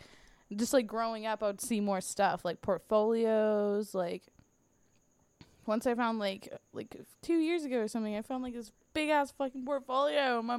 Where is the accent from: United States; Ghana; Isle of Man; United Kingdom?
United States; Sarasota, Florida; also born or lived in Bradenton / Tampa / Daytona; the area I grew up in Sarasota, Bradenton. I lived in Tampa. I've lived in Daytona. I've lived all around Florida.